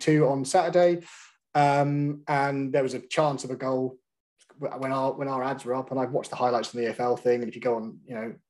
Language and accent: English; Scotland, United Kingdom; moved away; I am Scottish